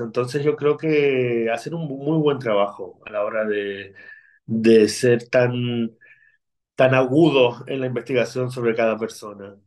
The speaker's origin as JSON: {"language": "Spanish", "area": "Lanzarote", "region": "Canary Islands", "country": "Spain", "tie": "born or raised there", "also_born_or_lived": "Argentina", "accent": "Canarian", "said": "nací en Argentina, pero desde pequeñito vinimos a, Lanzarote porque mis abuelos eran de aquí, de, de la isla"}